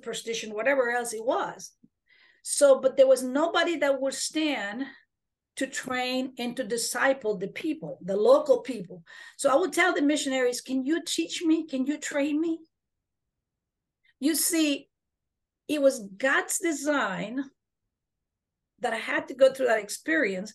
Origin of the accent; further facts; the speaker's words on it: Honduras; now in Texas, United States; I am a Mayan Indian from the jungles of Honduras.